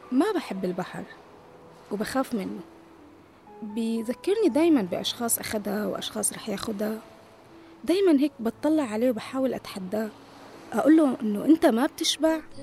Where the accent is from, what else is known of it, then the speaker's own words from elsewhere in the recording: Beirut, Beirut Governorate, Lebanon; also born or lived in Syria; خلقت بسوريا وربيت بلبنان وشوارعها وتحديدا بالحمرة يلي قضيت طفولة عامرة فيها